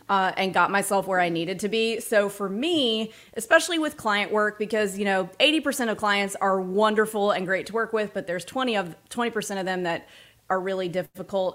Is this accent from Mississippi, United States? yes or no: yes; Starkville, Mississippi, United States; I grew up in Starkville, Mississippi